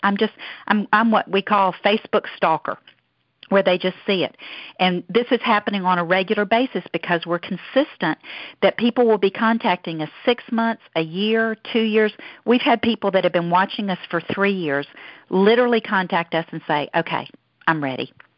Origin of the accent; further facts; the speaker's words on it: Deep South, United States; accent: southern; Down here from the deep south. I hope y'all can understand my southern accent.